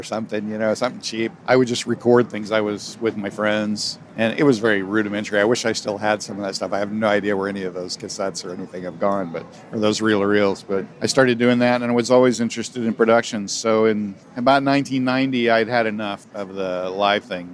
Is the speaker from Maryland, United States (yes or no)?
no; Bay Area, California, United States; also born or lived in Virginia / Oklahoma; Predominantly in the Bay Area. As a child in the South, but in Virginia and Oklahoma briefly, and then most of my life here in the Bay Area on the peninsula.